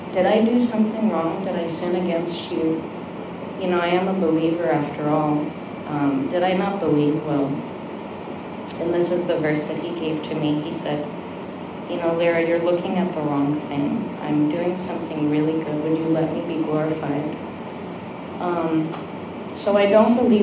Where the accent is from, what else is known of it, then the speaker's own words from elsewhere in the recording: United States; I have Korean parents. I'm Korean American